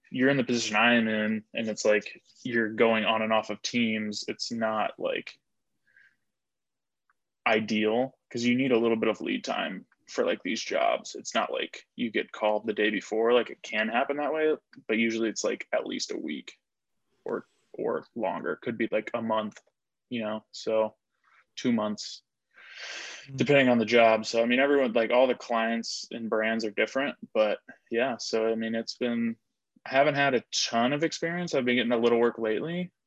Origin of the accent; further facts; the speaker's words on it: Indianapolis, Indiana, United States; I'm from Indy